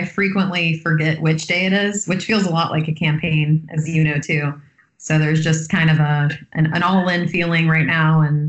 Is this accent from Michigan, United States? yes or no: no; Tallahassee, Florida, United States; Well, I'm from Tallahassee.